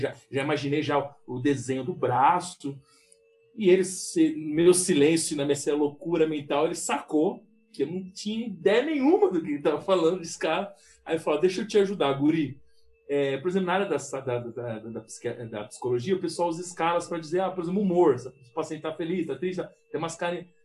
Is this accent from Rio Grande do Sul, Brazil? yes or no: no; São Paulo, Brazil; moved away as an adult; also born or lived in Porto Alegre; eu sendo paulista